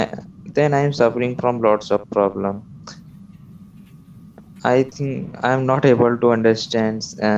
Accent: India; English is a second language; Yeah, I'm from India.

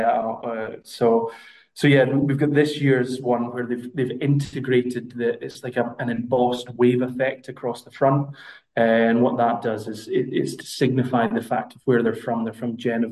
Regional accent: Scotland, United Kingdom; accent: Scottish; My Scottish accent

